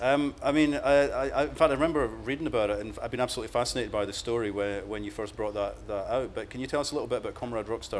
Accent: Cardenden, Scotland, United Kingdom; my hometown

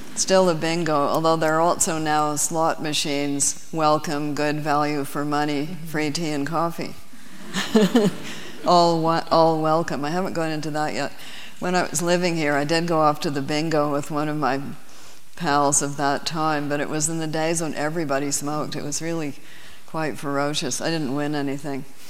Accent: Canada; as a Canadian

